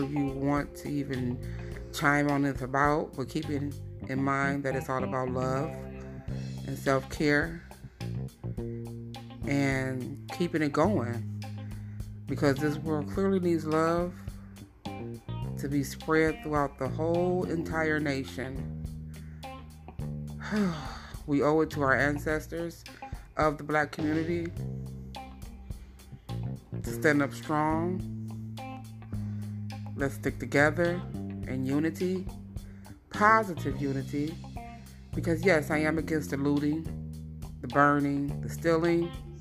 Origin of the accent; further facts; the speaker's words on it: United States; We are black Americans